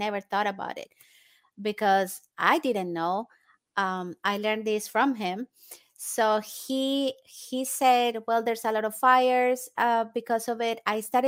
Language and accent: English; Colombia; now in United States; I am originally from Colombia in South America. And I was born and raised there. And then I came to the States.